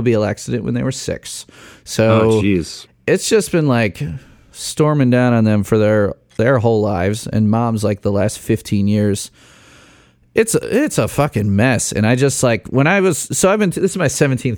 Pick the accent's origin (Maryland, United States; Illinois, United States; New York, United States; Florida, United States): Illinois, United States; Chicago; moved away as an adult; also born or lived in Bloomington, Indiana / Rock Island, Illinois; now in West Lafayette, United States; I grew up in Chicago, followed my wife to Bloomington, where she did her master's and PhD, and now followed her to Purdue